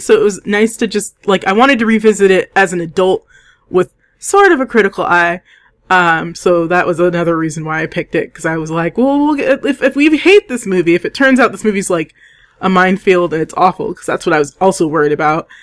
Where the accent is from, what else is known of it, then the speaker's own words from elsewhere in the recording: United States; as an American